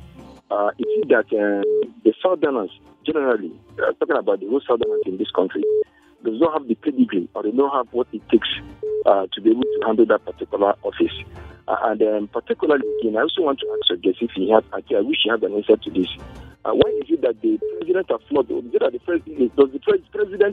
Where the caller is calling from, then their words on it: Malaysia; I'm calling you from Malaysia